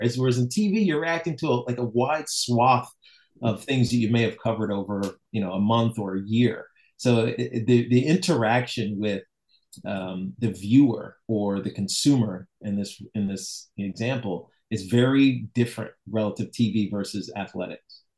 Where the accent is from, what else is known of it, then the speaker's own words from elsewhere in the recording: Roanoke, Virginia, United States; moved away; I was from Roanoke